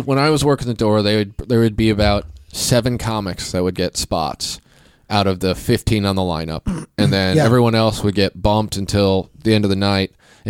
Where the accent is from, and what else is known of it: Kansas City, Kansas, United States; moved away; also born or lived in Manhattan Beach, California